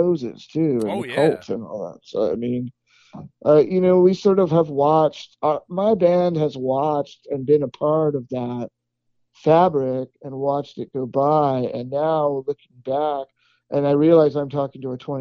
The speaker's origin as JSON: {"language": "English", "region": "Southern California", "country": "United States", "tie": "born or raised there", "also_born_or_lived": "Los Angeles", "moved": "as an adult", "lives_now": "Austin, United States", "said": "growing up in Southern California"}